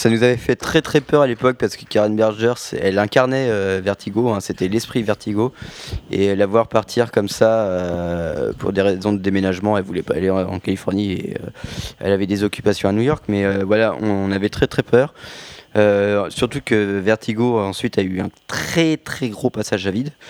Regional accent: France; accent: French; ouais, ouais, j'ai un accent français, ouais.

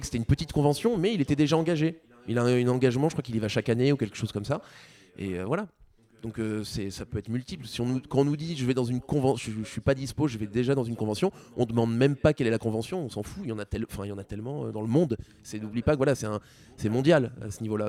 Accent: France; nous en tant que Français

